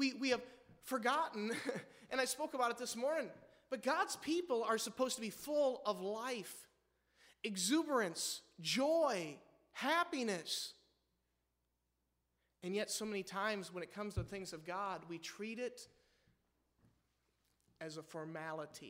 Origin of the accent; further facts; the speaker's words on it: Midwest, United States; we're from the Midwest, amen? I mean, we're Wisconsiners or Iwegians